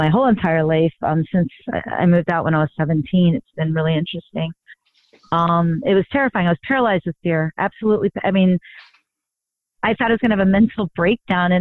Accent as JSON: {"language": "English", "region": "South Florida", "country": "United States", "tie": "born or raised there", "moved": "as an adult", "lives_now": "New York City, United States", "said": "I grew up in South Florida"}